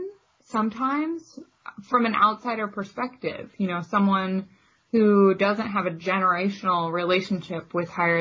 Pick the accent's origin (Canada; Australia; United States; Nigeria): United States; Iowa; I grew up in Iowa pretty comfortably middle class